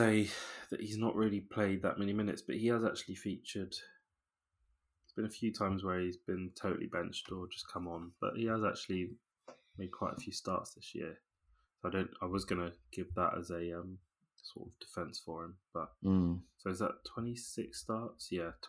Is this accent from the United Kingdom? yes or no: yes; London, United Kingdom; which I know as a Londoner that supports Liverpool is throwing stones in glass houses.